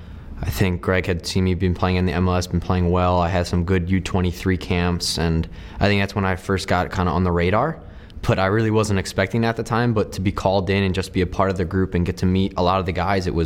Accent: Medford, New Jersey, United States; I grew up in Medford, New Jersey, a pretty small town. Everybody knows each other, and yeah, I mean, it's a pretty big soccer town

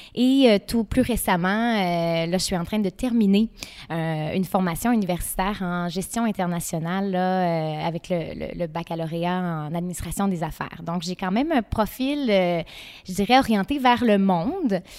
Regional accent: Gaspé, Quebec, Canada; On est chez moi, dans ma ville natale

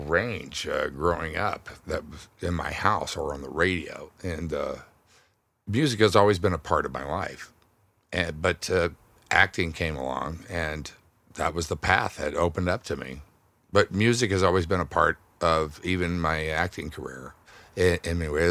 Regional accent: Houston, Texas, United States; I grew up in Texas, uh, in Houston

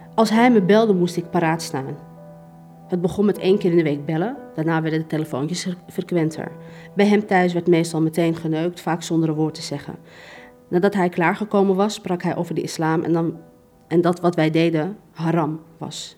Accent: Amsterdam, North Holland, Netherlands; ik ben gewoon opgegroeid in Amsterdam-West.

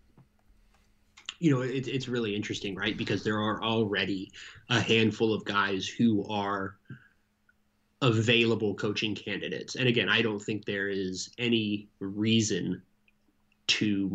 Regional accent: United States; as an American

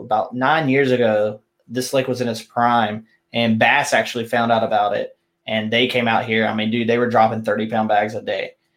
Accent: South Carolina, United States; now in Texas, United States; growing up in South Carolina

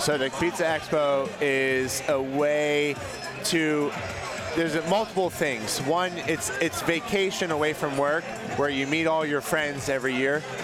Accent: Pittsburgh, Pennsylvania, United States; I'm from Pittsburgh, and I've been in Neapolitan pizza for about 12 years now

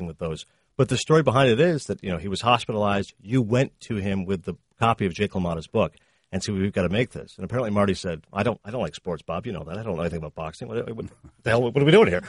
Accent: Canada; also born or lived in Toronto; I'm a Canadian guy, 38 years old. I was born in Toronto. I grew up in a small town.

